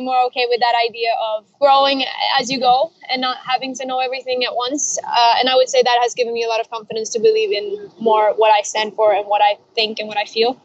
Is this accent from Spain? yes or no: yes; Spain; also born or lived in Norway / Chile; now in London, United Kingdom; I uh, was born in Norway, and I grew up in Spain, and uh, my family is from Chile. And now currently I'm in London